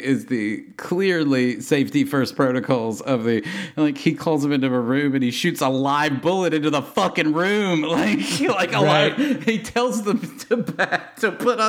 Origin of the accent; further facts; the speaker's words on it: Tennessee, United States; As a kid raised in Tennessee